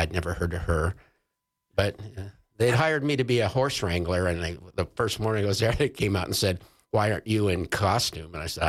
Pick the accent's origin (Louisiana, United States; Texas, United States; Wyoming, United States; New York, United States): Wyoming, United States; Jackson; in my hometown of Jackson